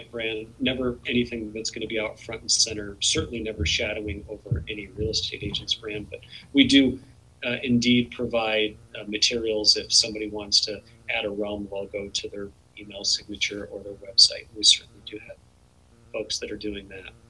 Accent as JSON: {"language": "English", "town": "New York City", "region": "New York", "country": "United States", "tie": "born or raised there", "said": "born in Manhattan."}